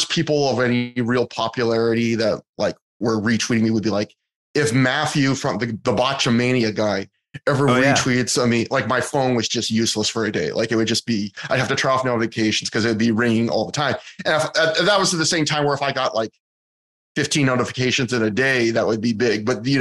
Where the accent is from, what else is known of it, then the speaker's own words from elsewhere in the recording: Kelowna, British Columbia, Canada; my hometown of Kelowna